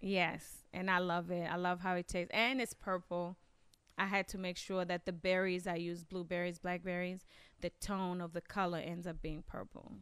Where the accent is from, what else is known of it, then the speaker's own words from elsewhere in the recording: Kenya; also born or lived in Maryland, United States / Washington, D.C., United States; now in Michigan, United States; I grew up in Kenya